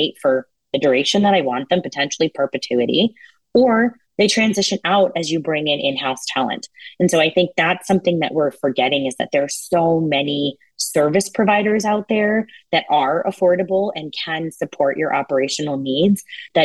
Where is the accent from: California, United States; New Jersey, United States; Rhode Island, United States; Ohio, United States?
New Jersey, United States; also born or lived in India / Belmar, New Jersey; I grew up in New Jersey. I was actually born in India, but my parents ultimately settled here.